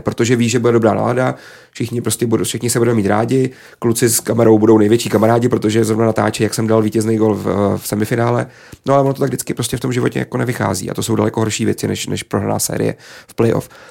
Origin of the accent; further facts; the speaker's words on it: Písek, South Bohemian Region, Czechia; moved away; já jsem vyrůstal prostě na malém městě a fandil jsem tomu svýmu svýmu klubu